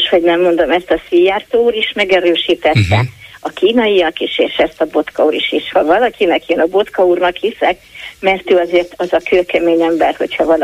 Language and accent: Hungarian; Debrecen, Hajdú-Bihar, Hungary; now in Szeged, Hungary; én Debrecenbe születtem